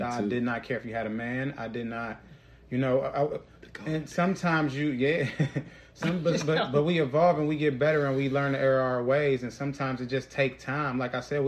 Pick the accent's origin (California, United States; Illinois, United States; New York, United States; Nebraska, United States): Illinois, United States; Chicago; now in Columbus, United States; when we moved out here, I'm originally from Chicago. We moved to Columbus. I didn't know a soul. And I was popular in my hometown. When I got here, I sounded different